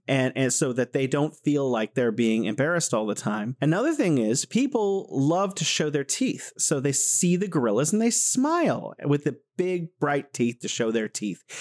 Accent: California, United States; moved away as an adult; now in Wuhan, China; I'm originally from the United States in California

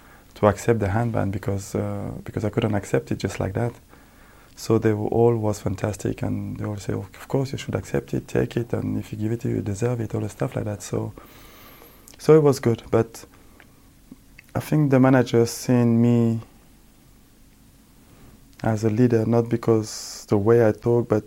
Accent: France; also born or lived in Senegal / Milan, Italy; now in New York, United States; Growing up in France

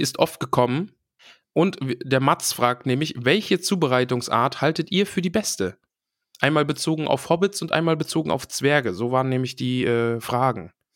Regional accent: East Germany, Germany; Ich bin ja aus dem Osten.

